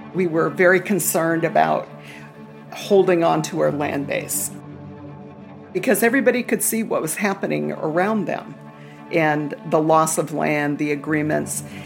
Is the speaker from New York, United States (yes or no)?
no; Red Lake Ojibwe Reservation, Minnesota, United States; I am Red Lake Ojibwe. I was born on the Red Lake Ojibwe Reservation.